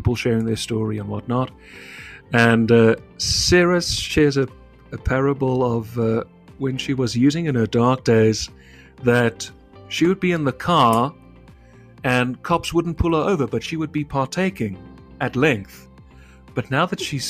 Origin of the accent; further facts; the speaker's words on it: South Africa; I'm a South African